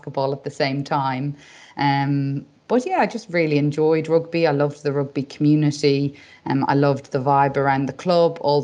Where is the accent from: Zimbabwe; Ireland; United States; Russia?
Ireland; Dublin, Leinster; moved away as an adult; now in England; I did my undergraduate degree in Dublin and I'm from Dublin. So I actually lived at home for the whole 5 years